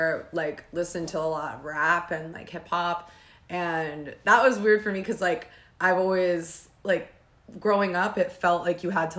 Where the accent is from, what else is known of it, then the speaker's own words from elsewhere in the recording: New Jersey, United States; Well, I'm 29 years old. I grew up in Sussex County, New Jersey, and I started singing like in my church choir.